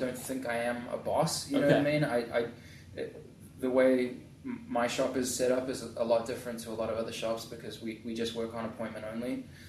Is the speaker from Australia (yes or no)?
no; New Zealand; moved away as an adult; also born or lived in England / Hollywood, California / Orange County, California; now in Tustin, United States; Obviously the polar opposite to where I grew up in New Zealand